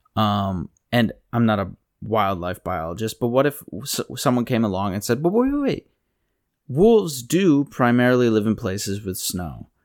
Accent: Pennsylvania, United States; I grew up in Pennsylvania

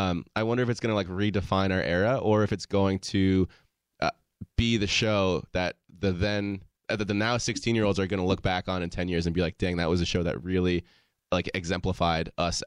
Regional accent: Colorado, United States; So I was 16 at the time. And, you know, I was growing up in Colorado

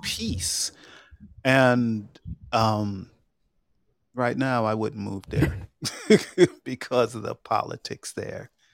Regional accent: Long Island, New York, United States; moved away; also born or lived in Georgia; I grew up in Long Island

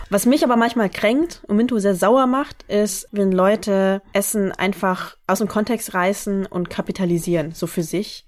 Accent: the North, Northern Vietnam, Vietnam; moved away; Ich komme aus dem Norden

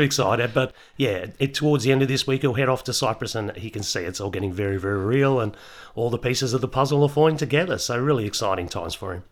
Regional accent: Melbourne, Victoria, Australia; I grew up in Melbourne

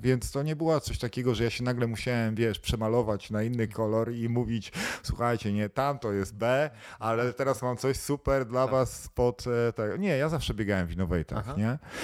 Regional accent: Kościerzyna, Pomeranian Voivodeship, Poland; pochodzę z Kościerzyny

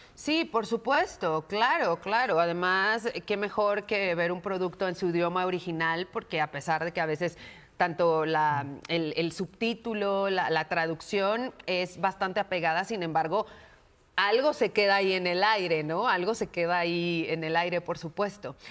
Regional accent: Mexico; nosotros como mexicanos

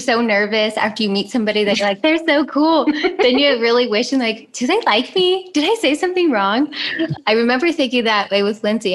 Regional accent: California, United States; moved away as an adult; also born or lived in Albuquerque; I am from California

